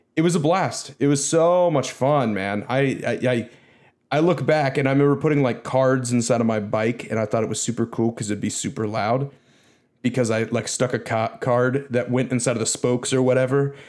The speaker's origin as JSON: {"language": "English", "country": "United States", "said": "as an American"}